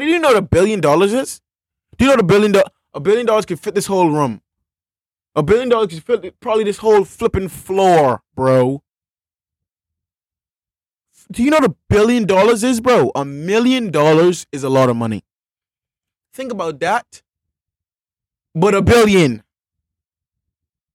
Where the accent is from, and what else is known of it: Bahamas